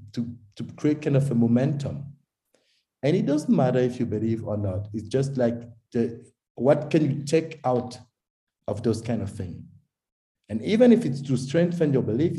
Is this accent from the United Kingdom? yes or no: no; Togo; moved away as an adult; also born or lived in Paris, France; now in Zurich, Switzerland; I was born in Togo in West Africa, because my father is Togolese and my mom is German. And I was raised in Togo to my baccalaureate, and then I go in France, make my studies there